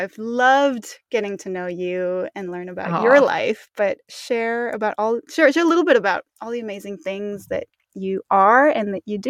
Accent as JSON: {"language": "English", "region": "Mexico City", "country": "Mexico", "tie": "born or raised there", "also_born_or_lived": "New York", "said": "And I'm also originally from Mexico. I was born in Mexico City and grew up all throughout Mexico. My mom is American, so I grew up speaking both English and Spanish."}